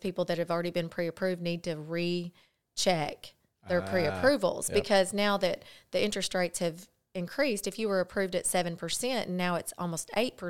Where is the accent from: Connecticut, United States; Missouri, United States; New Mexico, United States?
Missouri, United States; Cardwell; also born or lived in Paragould, Arkansas / Michigan; I'm from Cardwell, Missouri. So I'm across the Kahlua colored waters over there. So I grew up in Paragould, you know, visited Paragould from Cardwell.